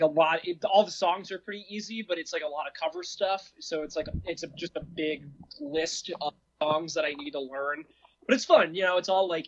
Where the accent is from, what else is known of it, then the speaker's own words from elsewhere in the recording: Monroe, Connecticut, United States; moved away as an adult; I grew up in a small town called Monroe